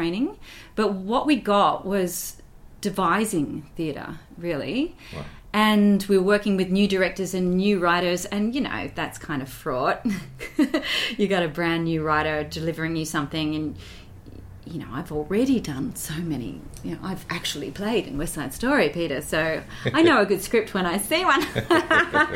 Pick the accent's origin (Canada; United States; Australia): Australia; moved away; little old me from Australia